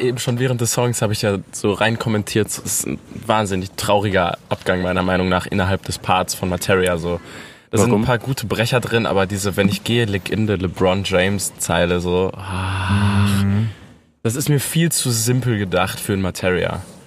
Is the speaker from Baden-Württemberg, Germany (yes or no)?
no; North Rhine-Westphalia, Germany; dass ich aus Ostwestfalen komme